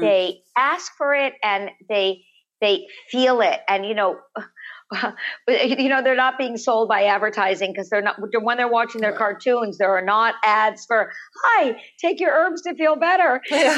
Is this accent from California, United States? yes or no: yes; Los Angeles, California, United States; born or raised there